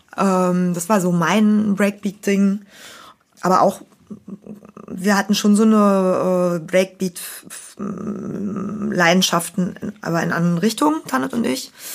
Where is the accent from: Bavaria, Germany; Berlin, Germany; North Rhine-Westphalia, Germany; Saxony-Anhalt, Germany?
Berlin, Germany; als Berliner